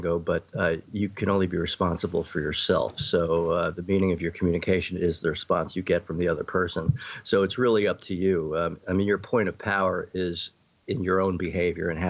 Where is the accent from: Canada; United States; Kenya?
United States; New York City, New York; I grew up in New York City